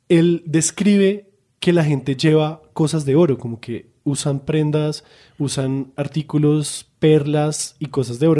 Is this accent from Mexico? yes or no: no; Colombia; nosotros colombianos